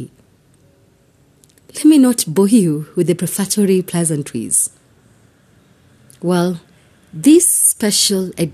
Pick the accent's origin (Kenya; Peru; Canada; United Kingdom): Kenya; I am uniquely Kenyan and relevantly African